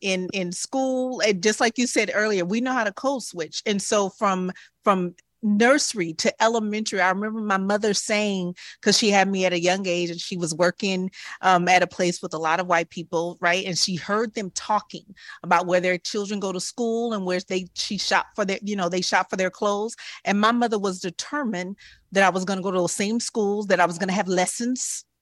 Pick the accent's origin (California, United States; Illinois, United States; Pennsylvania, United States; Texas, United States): Texas, United States; Dallas; Dallas, Texas.